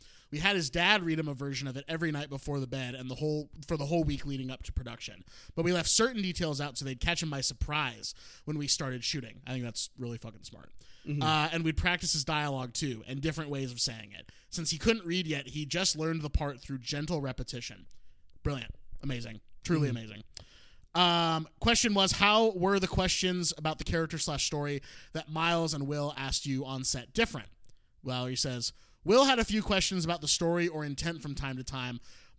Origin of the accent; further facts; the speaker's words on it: Wisconsin, United States; I grew up in Wisconsin.